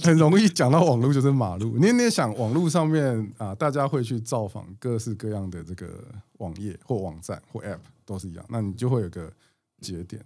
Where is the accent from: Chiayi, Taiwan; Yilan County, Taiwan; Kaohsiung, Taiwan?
Chiayi, Taiwan; 我是嘉义出生的